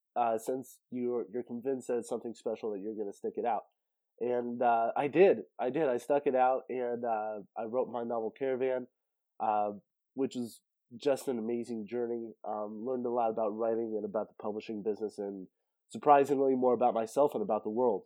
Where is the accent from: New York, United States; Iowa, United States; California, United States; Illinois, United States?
California, United States; Central; I was born in Central California, way out in the mountains